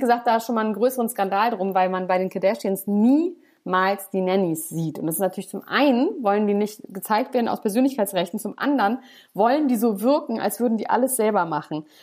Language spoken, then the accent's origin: German; Germany; bei uns in Deutschland